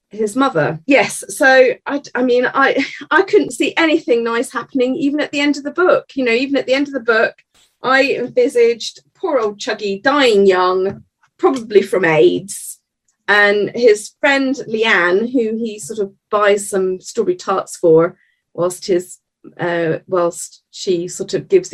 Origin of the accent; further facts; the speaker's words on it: Edinburgh, Scotland, United Kingdom; I was brought up in Edinburgh